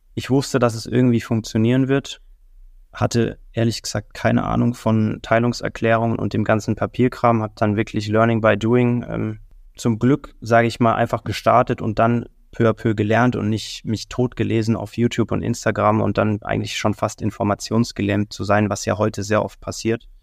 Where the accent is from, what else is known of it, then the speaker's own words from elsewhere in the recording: Kempten, Bavaria, Germany; moved away as an adult; also born or lived in Dubai; now in Mallorca, Spain; ich komme aus Kempten, das ist im tiefsten Alpen